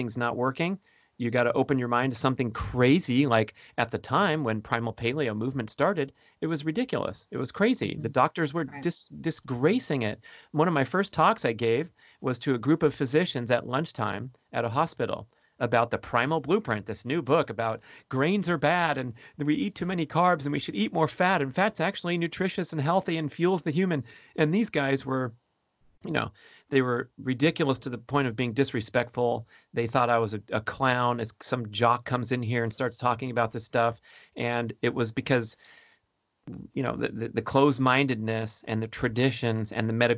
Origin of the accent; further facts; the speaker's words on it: Southern California, United States; I'm from Southern California